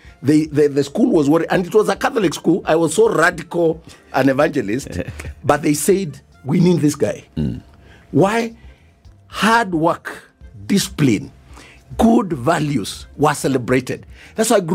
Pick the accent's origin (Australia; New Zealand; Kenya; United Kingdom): Kenya; Mwala, Machakos County; moved away; I come from Wala